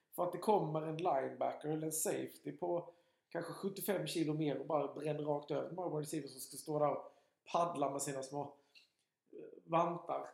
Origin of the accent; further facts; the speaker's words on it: Alvesta, Kronoberg County, Sweden; jag är inte från Sköldinge, jag är från Alvesta